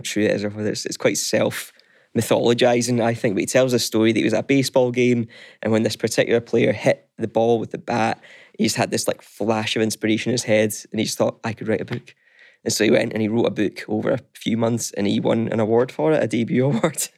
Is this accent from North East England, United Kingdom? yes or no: no; East Kilbride, Scotland, United Kingdom; now in Glasgow, United Kingdom; I'm from East Kilbride